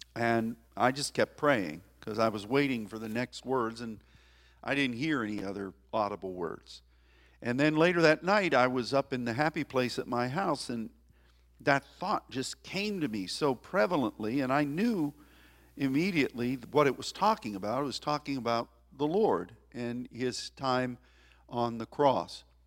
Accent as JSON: {"language": "English", "country": "United States", "said": "as an American"}